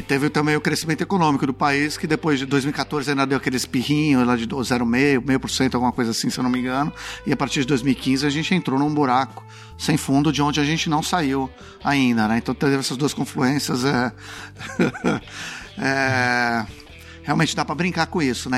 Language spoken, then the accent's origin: Portuguese; São Paulo, Brazil; moved away as an adult; also born or lived in Brasília / Beijing / Washington; eu estava com muita vontade de voltar a morar em São Paulo, de me reconectar um pouco com a cidade onde eu cresci